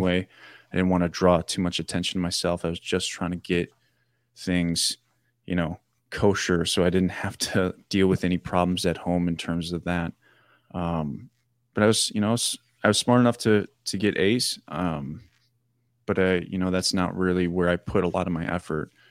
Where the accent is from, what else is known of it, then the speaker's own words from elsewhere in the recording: Janesville, Wisconsin, United States; my hometown down in Janesville